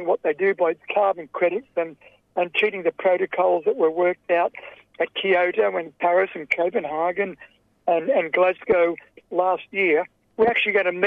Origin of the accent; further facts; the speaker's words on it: Sydney, New South Wales, Australia; my hometown of Sydney.